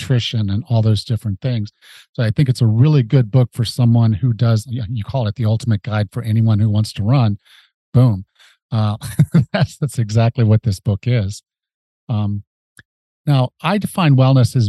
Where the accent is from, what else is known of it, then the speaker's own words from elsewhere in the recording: Mississippi, United States; I was from Mississippi